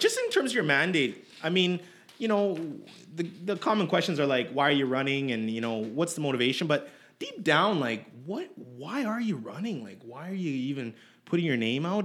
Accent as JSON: {"language": "English", "town": "Edmonton", "region": "Alberta", "country": "Canada", "tie": "born or raised there", "said": "I was born in Edmonton"}